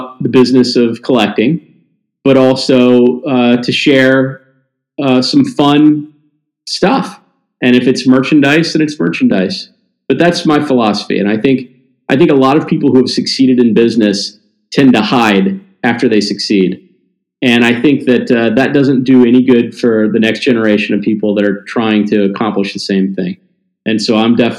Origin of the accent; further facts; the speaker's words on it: Mississippi, Tennessee, the South, United States; I grew up in the South, a Jewish little Jewish kid from the South, right? Mississippi, Tennessee.